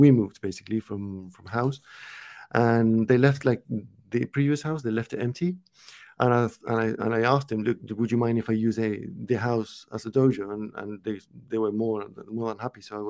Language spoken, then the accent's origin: English; Uruguay; now in United Kingdom; I'm not from the UK. I'm from Uruguay, which is a small country in South America.